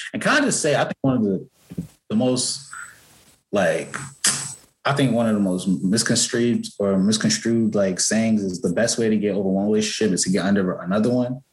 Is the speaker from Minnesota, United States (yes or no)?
no; Newark, New Jersey, United States; I grew up in Newark, New Jersey